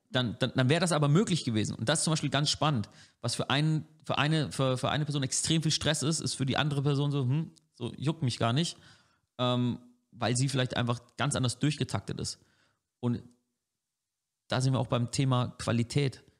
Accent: Franconia, Germany; als Franke

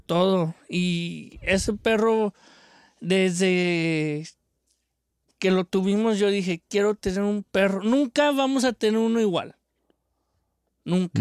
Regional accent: Mexico; de chico yo tuve en México tuvimos varios perros de mis tíos

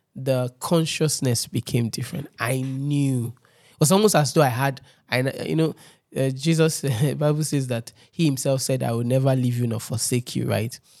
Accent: Lagos, Nigeria; I grew up in Ojudu

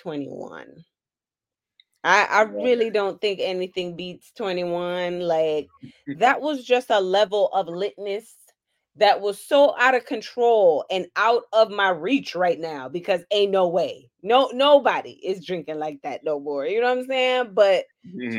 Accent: Jamaica; now in Florida, United States; I am Jamaican

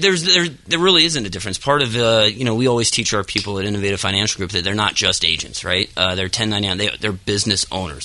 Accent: Dillsburg, Pennsylvania, United States; right outside uh, Hershey, Pennsylvania. Right. Uh, yep, small town called Dillsburg.

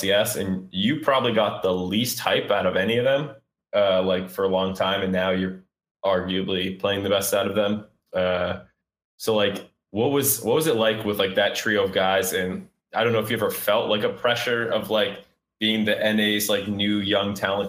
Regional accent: Needham, Massachusetts, United States; moved away

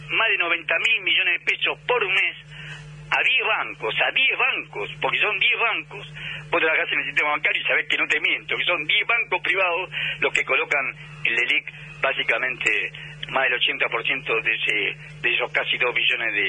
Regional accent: Argentina

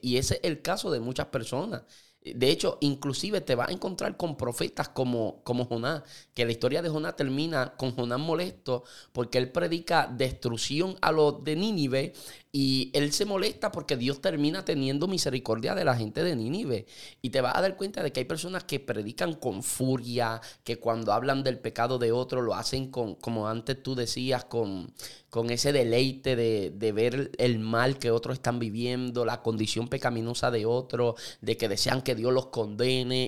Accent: Puerto Rico; los puertorriqueños tenemos, somos ciudadanos americanos

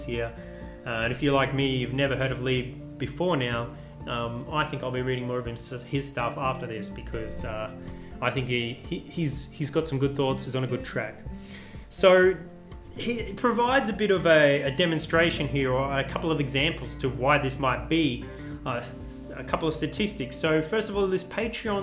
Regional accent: Australia; As a Australian

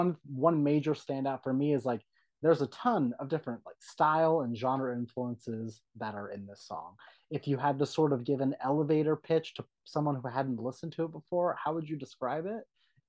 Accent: San Diego, California, United States; now in Calabasas, United States; I was born and raised in San Diego.

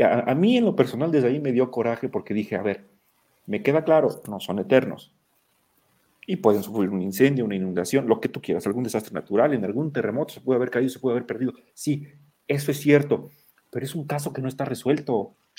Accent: Mexico; todos los que somos mexicanos, que vivimos en México

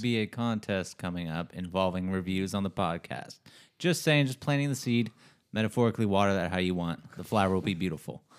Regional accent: United States; as an American

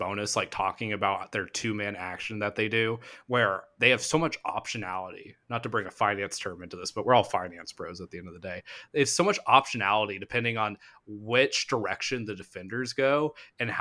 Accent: Springfield, Missouri, United States; where I grew up in Springfield

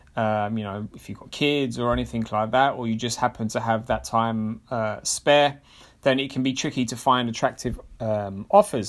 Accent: London, United Kingdom; as a Londoner

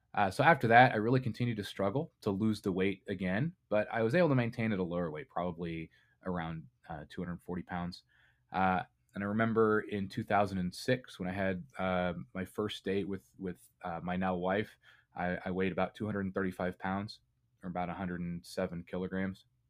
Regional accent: Indiana, United States; I grew up in Indiana, and kind of the, the culture here is very meat and potatoes

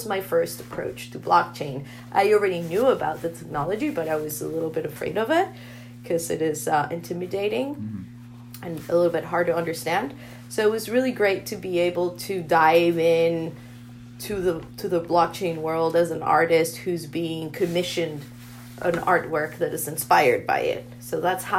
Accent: Bogotá, Bogotá Capital District, Colombia; I'm from Bogota, from Colombia. And I was born and raised there.

